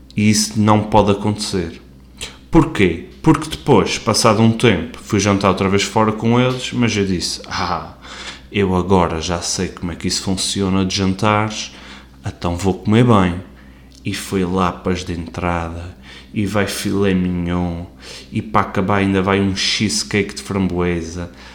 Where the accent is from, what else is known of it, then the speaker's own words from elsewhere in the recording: Portugal; como portugueses que somos